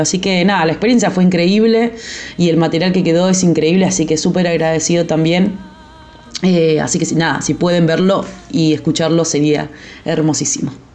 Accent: Gaiman, Chubut, Argentina; now in Buenos Aires, Argentina; soy de Gaiman, eh, Gaiman Chubut

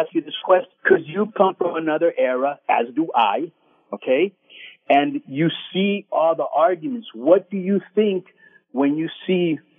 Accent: Miami, Florida, United States; I'm from Miami

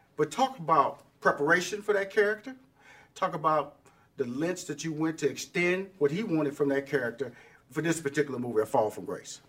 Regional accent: Houston, Texas, United States; moved away; I was in Houston. That's my hometown. Everybody know I'm from Fifth Ward

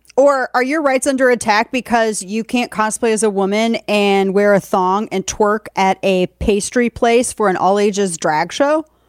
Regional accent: St. Louis, Missouri, United States; my hometown of Saint Louis

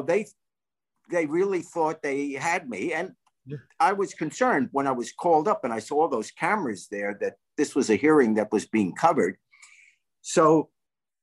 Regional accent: New York, United States; I grew up in New York

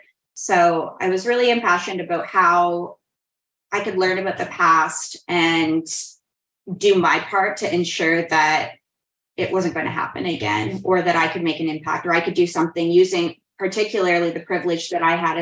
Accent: Nova Scotia, Canada; Yeah, I grew up in Nova Scotia. We were a military family. So most of my formative years were in the Annapolis Valley.

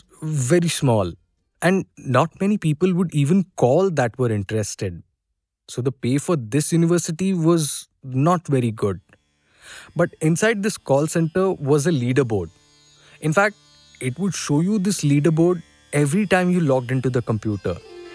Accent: Pakistan; Okay, some background about me. I'm from Pakistan, actually. I worked in a call center for 8 years.

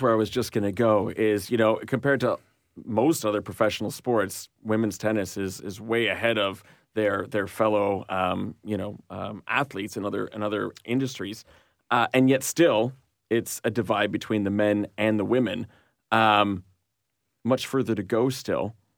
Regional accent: Montreal, Quebec, Canada; I'm from Montreal

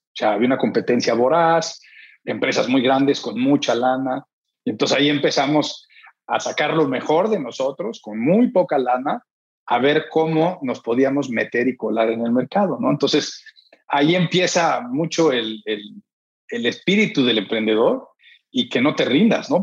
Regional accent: Mexico; also born or lived in San Diego; estoy aquí, pero yo soy mexicano

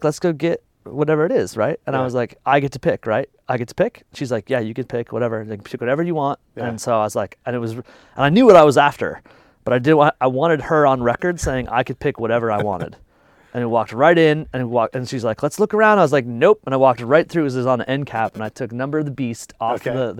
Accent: Fort Collins, Colorado, United States; in my hometown. Like, I live in Fort Collins, it's a little town, it's a college town.

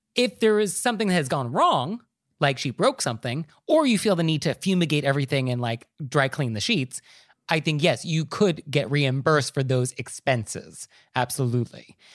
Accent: Marin County, California, United States; I'm actually from Marin County

